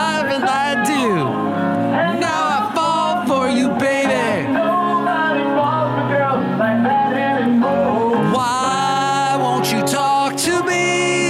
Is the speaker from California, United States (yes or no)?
yes; California, United States; I grew up here in the California